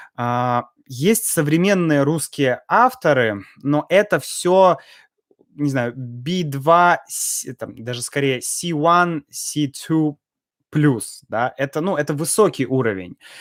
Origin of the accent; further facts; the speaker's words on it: Russia; я и так из России